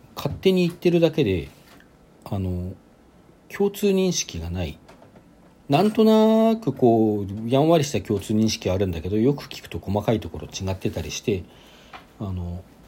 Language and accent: Japanese; Sapporo, Hokkaido, Japan; 地元の札幌